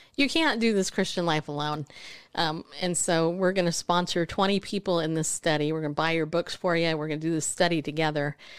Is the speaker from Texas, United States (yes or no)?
no; Southern California, United States; I grew up in Southern California